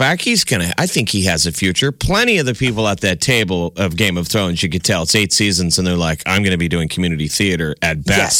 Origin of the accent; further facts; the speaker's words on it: Omaha, Nebraska, United States; we're coming from Omaha, Nebraska